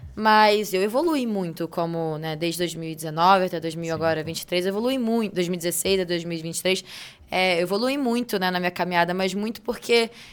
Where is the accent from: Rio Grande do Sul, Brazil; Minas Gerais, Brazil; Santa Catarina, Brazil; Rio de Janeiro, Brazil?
Rio de Janeiro, Brazil; moved away as an adult; now in São Paulo, Brazil; Eu sou carioca, sou tricolor é. de time